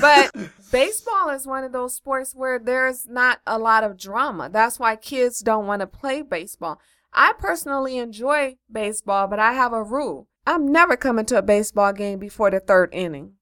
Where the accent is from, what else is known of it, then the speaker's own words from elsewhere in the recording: Los Angeles, California, United States; I'm from Los Angeles.